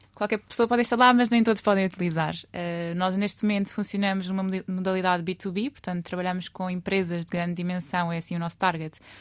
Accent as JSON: {"language": "Portuguese", "region": "Lisbon", "country": "Portugal", "tie": "born or raised there", "said": "Eu sou lisboeta, alfacinha de raiz, portanto nasci aqui."}